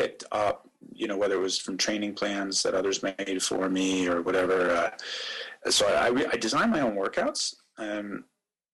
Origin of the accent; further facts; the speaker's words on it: Erie, Pennsylvania, United States; moved away as an adult; also born or lived in England / Switzerland; now in Singapore; I'm originally from Pennsylvania, from Erie, okay. up in the north of the state on the lake, and did a lot of my racing there